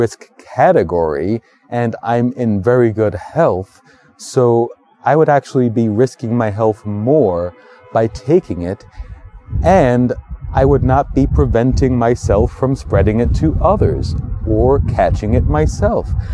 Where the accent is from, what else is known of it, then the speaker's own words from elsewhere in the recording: New York City, New York, United States; I've been living in New York all my life. I was born in Brooklyn